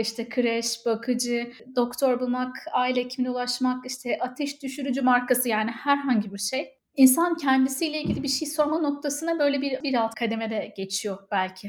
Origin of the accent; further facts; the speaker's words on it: Ankara, Turkey; moved away as an adult; also born or lived in Istanbul; now in Dublin, Ireland; Ankaralıyım ama İstanbul'da çalıştım.